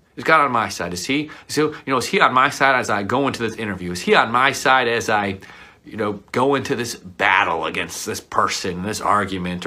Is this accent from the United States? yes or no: yes; Buffalo, New York, United States; as a kid growing up in Buffalo